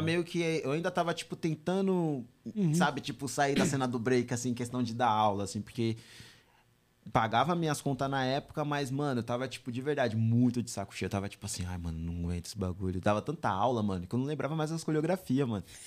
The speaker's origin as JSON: {"language": "Portuguese", "town": "São Bernardo do Campo", "region": "São Paulo", "country": "Brazil", "tie": "born or raised there", "said": "eu nasci em São Bernardo"}